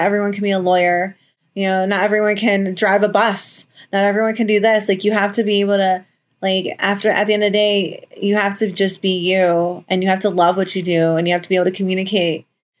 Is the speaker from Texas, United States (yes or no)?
no; New Jersey, United States; moved away as an adult; also born or lived in Florida; I'm from New Jersey originally